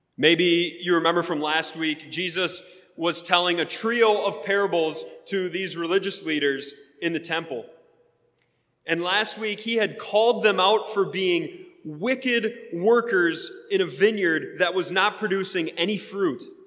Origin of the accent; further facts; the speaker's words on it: Wisconsin, United States; now in Sharpsburg, United States; I grew up in Wisconsin